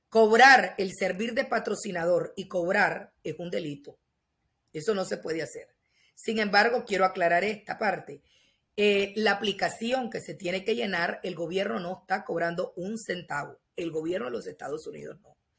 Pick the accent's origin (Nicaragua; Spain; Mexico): Nicaragua; moved away as an adult; como nicaragüense